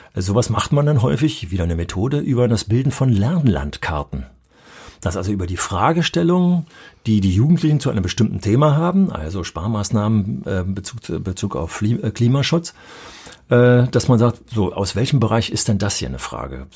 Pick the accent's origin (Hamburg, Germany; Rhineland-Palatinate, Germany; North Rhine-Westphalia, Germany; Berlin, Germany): Berlin, Germany; moved away; als Berliner Schüler